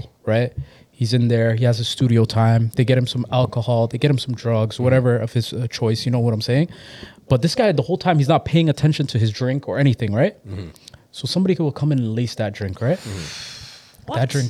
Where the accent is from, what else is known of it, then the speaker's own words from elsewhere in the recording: Mississauga, Ontario, Canada; also born or lived in Toronto; So I definitely grew up in, I grew up in the Acorn area, Mississauga Valley.